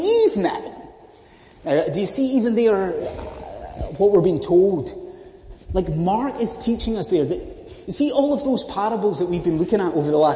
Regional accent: Scotland, United Kingdom; as a Scotsman

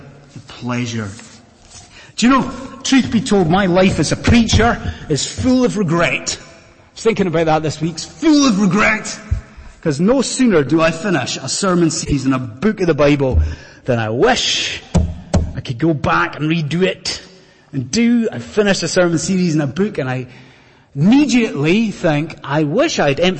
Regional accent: Scotland, United Kingdom; I've done it once, and as a Scottish Highlander, I withered.

